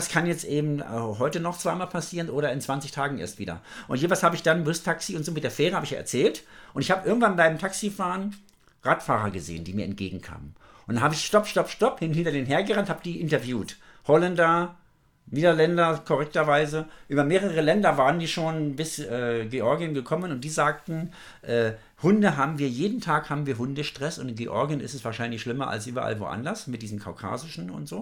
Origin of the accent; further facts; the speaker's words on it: Germany; wo kommst du her? Deutschland